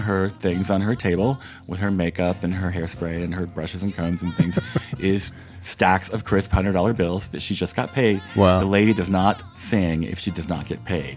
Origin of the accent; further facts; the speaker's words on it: the South, United States; I grew up in the South